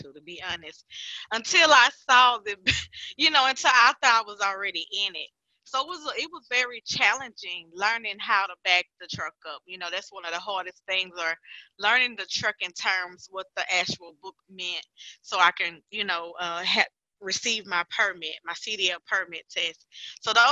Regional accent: Chattanooga, Tennessee, United States; I am from Chattanooga, Tennessee. Born and raised here.

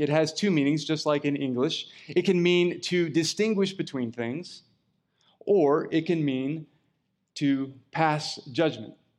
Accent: California, United States; I'm a Californian

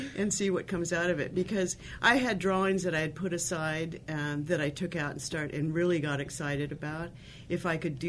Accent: United States; even though I'm of Japanese ancestry, I am so American

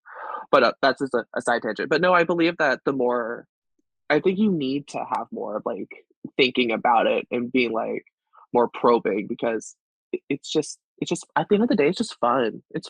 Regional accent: Canada; I'm Canadian

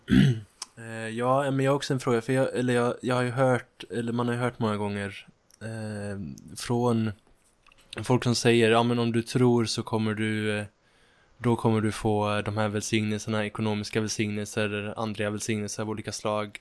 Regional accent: Ulricehamn, Västra Götaland, Sweden; moved away as an adult; now in Uppsala, Sweden; jag kommer från Ulricehamn från början och har nyss flyttat till Uppsala

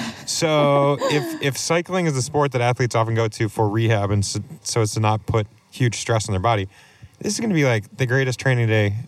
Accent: New England, United States; So as a New Englander, I went north.

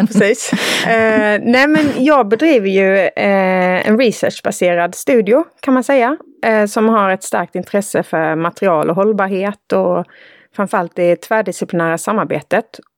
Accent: Villshärad, Halland County, Sweden; Villsärad, där jag är uppvuxen

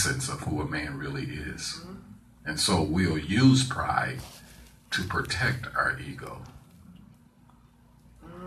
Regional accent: St. Louis, Missouri, United States; I am a Southern kid born and raised in St. Louis, Missouri

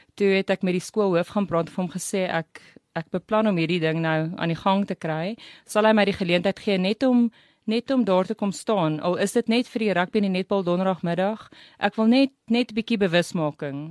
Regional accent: Riebeeckstad, Free State, South Africa; also born or lived in Bloemfontein / Saudi Arabia / Welkom; ek het naby Kroonstad groot geword in Riebeekstad

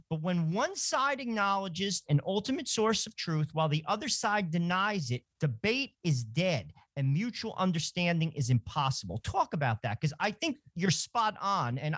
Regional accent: New Jersey, United States; I'm from New Jersey.

